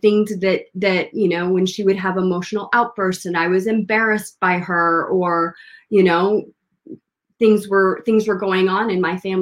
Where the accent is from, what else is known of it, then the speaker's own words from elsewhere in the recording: Washington, United States; when I was a little girl, we lived in a small town in Washington State